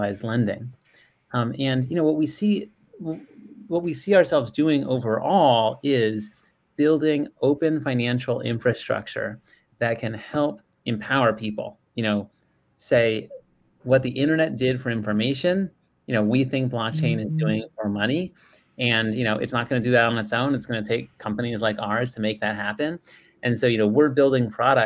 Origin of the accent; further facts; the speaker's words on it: San Diego, California, United States; also born or lived in Bay Area, California; I was actually born in the Bay Area, but grew up in San Diego